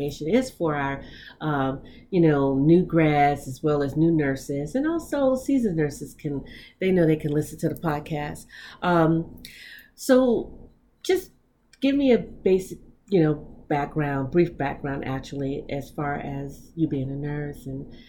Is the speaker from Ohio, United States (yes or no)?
no; Chicago, Illinois, United States; now in California, United States; being here in California, Cali girl, yeah. Even though I'm originally from Chicago